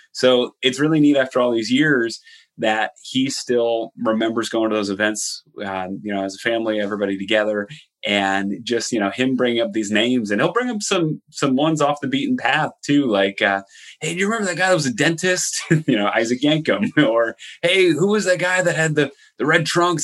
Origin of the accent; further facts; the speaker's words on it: Allentown, Pennsylvania, United States; they're in Allentown, my hometown.